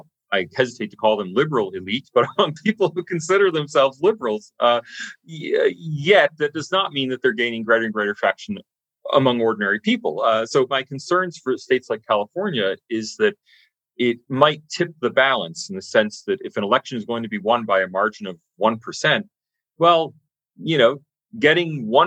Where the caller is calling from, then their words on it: Sydney, New South Wales, Australia; but I'm speaking from Sydney, Australia, so who really knows?